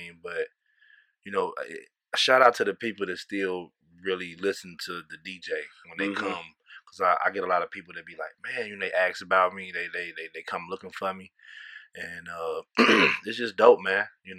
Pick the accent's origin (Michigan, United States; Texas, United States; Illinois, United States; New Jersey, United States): Illinois, United States; Chicago; moved away as an adult; now in St. Louis, United States; Chicago, Illinois, the West Side, baby, the Wild Wild, West